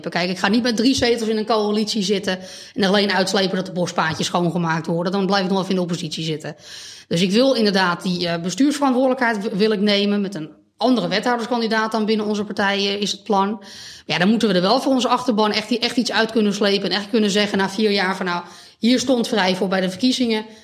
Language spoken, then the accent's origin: Dutch; Beverwijk, North Holland, Netherlands; Ik ben opgegroeid eh, aan, de, eh, aan de oever. Oké. en hm. later aan de Munnikenweg. Dus eigenlijk altijd een beetje die kant van, van Beverwijk. Daar ben ik nu ook weer terug. Ik woon nu op, de Vennelaan.